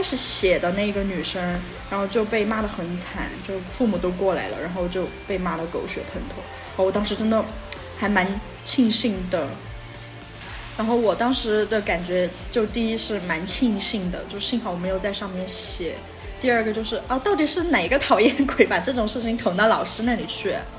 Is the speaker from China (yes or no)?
yes; Sichuan, China; 我们是四川的